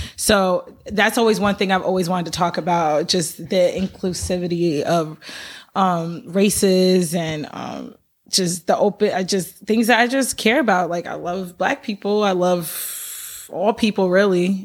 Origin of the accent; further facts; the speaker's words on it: Albany, United States; I am from Albany.